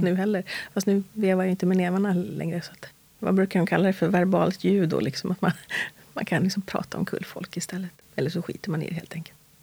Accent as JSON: {"language": "Swedish", "town": "Stockholm", "region": "Stockholm County", "country": "Sweden", "tie": "born or raised there", "said": "Jag är född och uppvuxen här i Stockholm, i västra förorterna, i Hässelby, Tensta"}